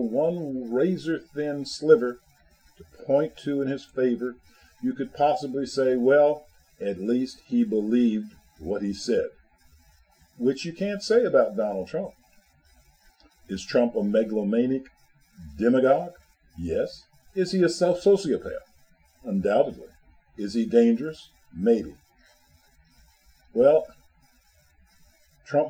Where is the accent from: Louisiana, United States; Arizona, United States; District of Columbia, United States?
District of Columbia, United States; Washington; I'm from Washington, D.C.